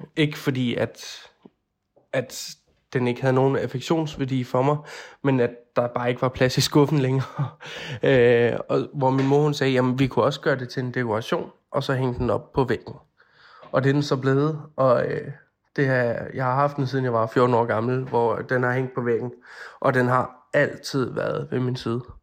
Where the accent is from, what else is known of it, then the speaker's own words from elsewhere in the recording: Odense, Southern Denmark, Denmark; moved away; Jeg er oprindelig fra Odense